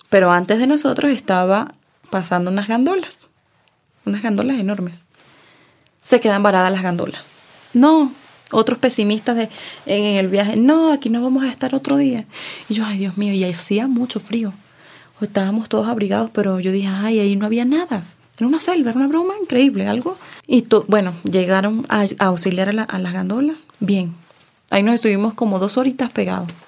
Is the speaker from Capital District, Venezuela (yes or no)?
no; Mérida, Venezuela; moved away as an adult; yo soy del frío, de Mérida, muy frío.